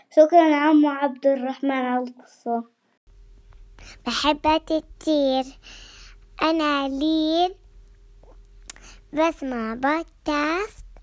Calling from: Syria; عمري سبع سنوات من سوريا

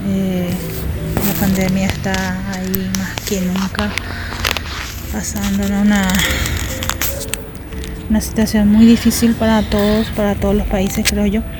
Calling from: Paraguay; de Paraguay.

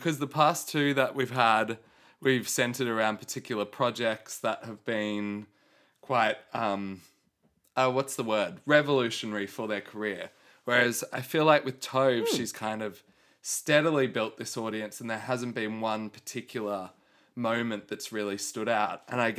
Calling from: Italy; Hello, Nick. I'm calling you from Italia.

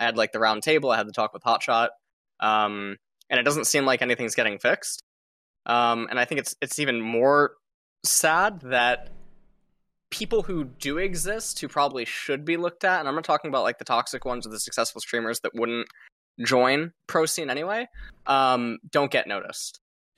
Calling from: South Korea

